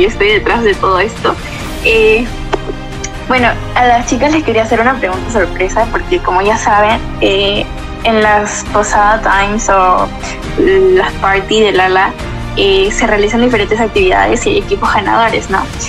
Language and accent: Spanish; Peru; soy de Perú